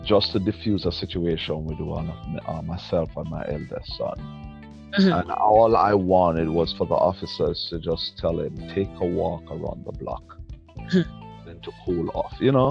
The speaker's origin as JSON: {"language": "English", "region": "New York area", "country": "United States", "said": "we're from the New York area"}